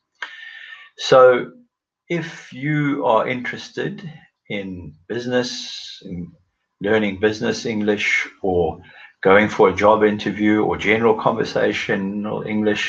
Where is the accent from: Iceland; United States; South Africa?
South Africa; moved away as an adult; now in Oxford, United Kingdom; I was born in South Africa, and about 12 years ago moved to the United Kingdom, and currently live near the city of Oxford.